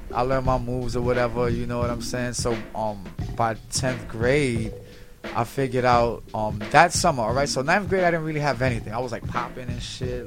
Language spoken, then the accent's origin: English; New York City, New York, United States; I'm from Spanish Harlem pretty much from 102nd Street between Park and Lex